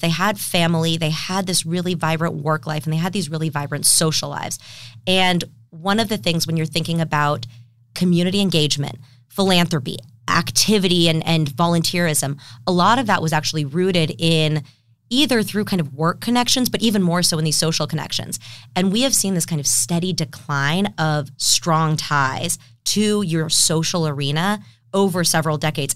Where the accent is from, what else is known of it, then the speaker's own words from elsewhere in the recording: San Diego, California, United States; I grew up in San Diego actually, and left for college